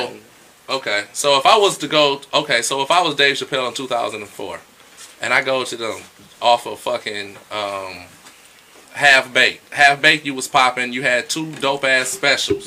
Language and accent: English; Detroit, Michigan, United States; I'm from Detroit and I love Detroit. I love Detroit.